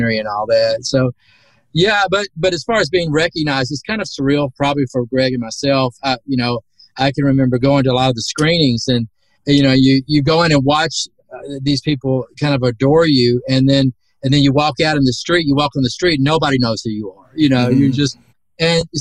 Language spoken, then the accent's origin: English; the South, United States; accent: southern; my southern accent